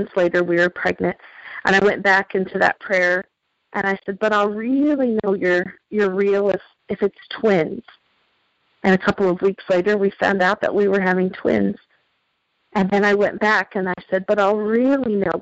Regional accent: the Bible Belt, United States; I was raised in the Bible Belt

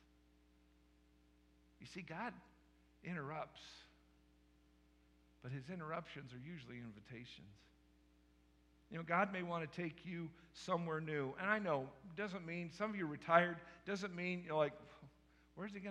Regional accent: Colorado, United States; moved away as an adult; also born or lived in Sublette, Kansas; I grew up in Colorado

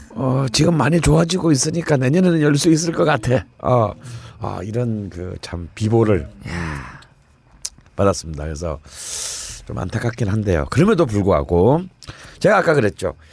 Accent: Busan, South Korea; 이 집은 제 고향에 있습니다. 부산에

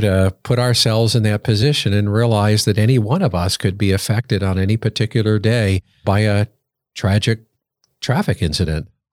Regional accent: Colorado Springs, Colorado, United States; moved away; I grew up in Colorado Springs

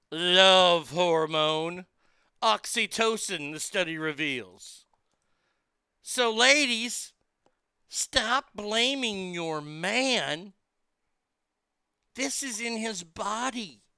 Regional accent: the South, United States; I'm from the South and don't eat okra

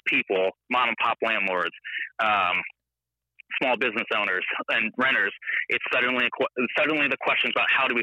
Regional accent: Alaska, United States; I grew up here in Alaska

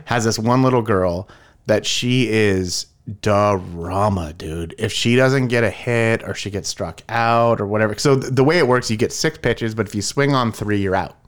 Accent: California, United States; I grew up in California.

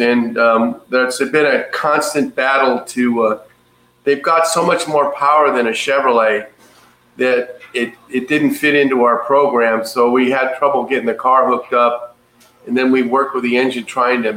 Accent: Ladera Heights, California, United States; I was born and raised in Ladera Heights

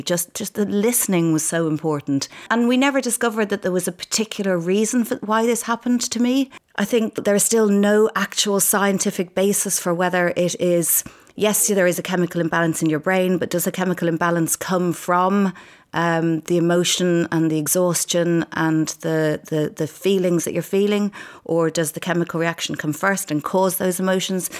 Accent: Ireland; I'm Irish

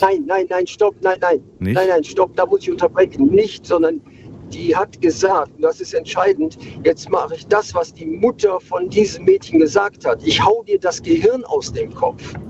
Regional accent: Krefeld, North Rhine-Westphalia, Germany; also born or lived in Bremen area; gebürtig aus dem Kreis Bremen, aufgewachsen in Krefeld

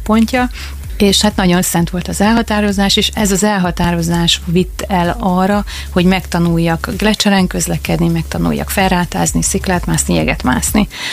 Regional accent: Makó, Csongrád-Csanád, Hungary; mi ide születtünk

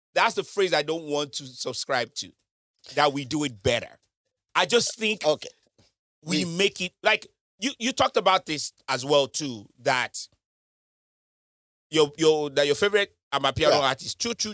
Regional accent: Nigeria; I'm Nigerian

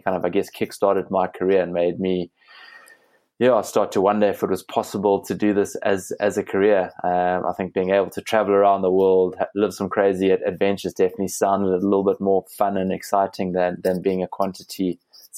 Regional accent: Cape Town, Western Cape, South Africa; Growing up in Cape Town on the back slopes of Table Mountain, came back home and joined a local running club

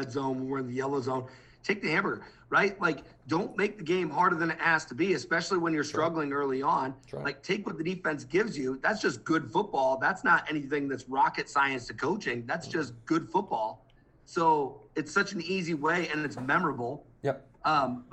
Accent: Midwest, United States; I'm from the Midwest.

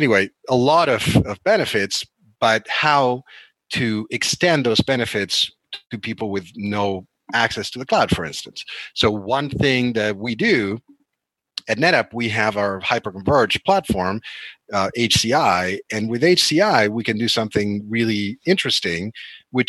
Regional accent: Argentina; now in United States; South America, where I'm from, you know, I was born in Argentina

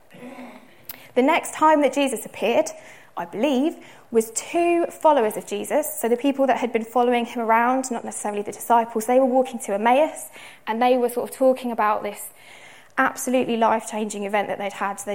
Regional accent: United Kingdom; we're British, some of us here

